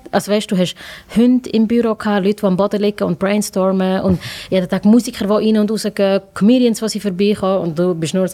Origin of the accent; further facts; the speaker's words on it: Langenthal, Bern, Switzerland; ich, weil ich von Langenthal komme. Verstehst du?